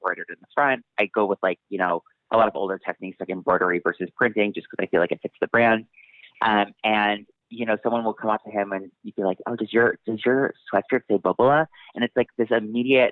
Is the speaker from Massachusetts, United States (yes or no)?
yes; Massachusetts, United States; I grew up in Massachusetts